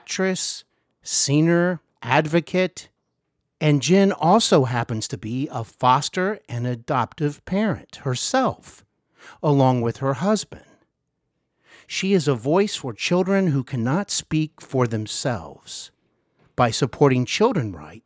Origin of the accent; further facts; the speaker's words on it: Cincinnati, Ohio, United States; also born or lived in Hollywood; I host Hollywood and Beyond podcast here in my hometown of Cincinnati